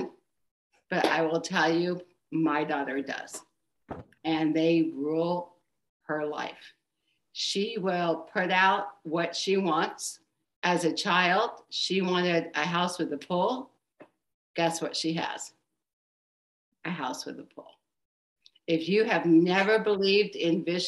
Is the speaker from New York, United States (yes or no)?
no; Pennsylvania, United States; moved away as an adult; also born or lived in Arizona / Florida; We're from Pennsylvania, so she's living in our hometown, but we have been in Arizona and Florida for the last 5 years